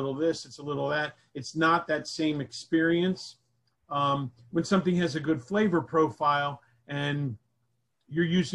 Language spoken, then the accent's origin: English; Miami, Florida, United States; also born or lived in New Jersey; my friends from Westchester, where I grew up in Miami.